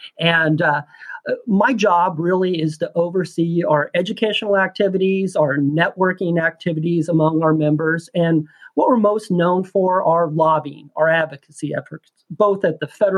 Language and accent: English; Holton, Kansas, United States; now in Washington, D.C., United States; I'm originally from a small town myself, Northeast Kansas, a small farming town known as Holton, Kansas.